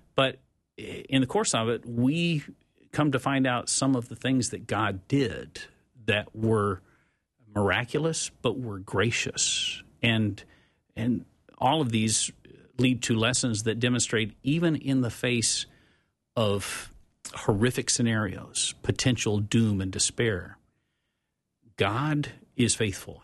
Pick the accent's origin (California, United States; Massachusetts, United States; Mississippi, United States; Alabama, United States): Mississippi, United States; Tupelo; I grew up in Mississippi during the Mississippi burning days.